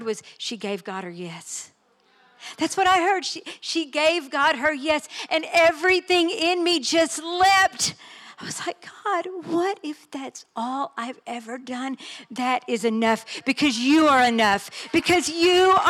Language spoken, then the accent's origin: English; Texas, United States; I am just Texan